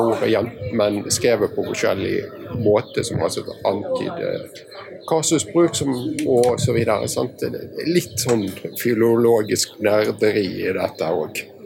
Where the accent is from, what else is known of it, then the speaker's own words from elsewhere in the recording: Western Norway, Norway; Jeg er vestlending av en litt varierende avstamning.